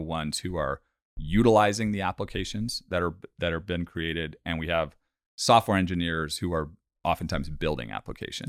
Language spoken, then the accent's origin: English; Bay Area, California, United States; born and raised in the Bay Area in California